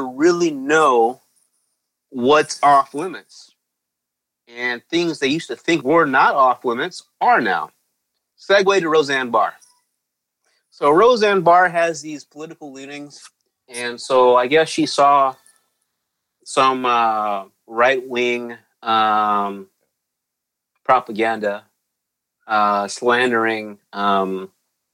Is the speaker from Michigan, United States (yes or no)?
no; Deep East Texas, United States; I grew up in Deep East Texas